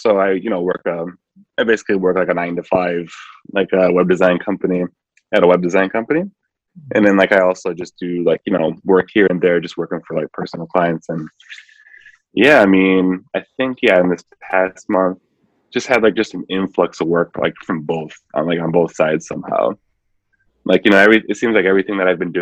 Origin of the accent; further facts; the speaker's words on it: Milwaukee, Wisconsin, United States; growing up in Milwaukee, so it's just like Milwaukee itself is kind of segregated